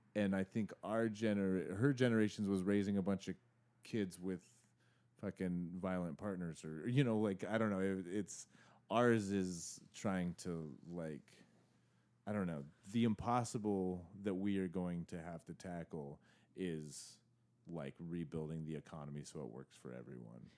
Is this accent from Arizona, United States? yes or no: yes; Arizona, United States; I grew up in Arizona